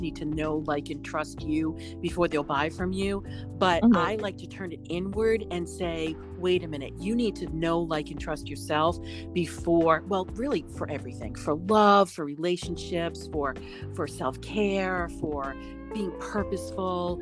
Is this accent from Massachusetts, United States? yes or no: yes; Boston, Massachusetts, United States; I am from Boston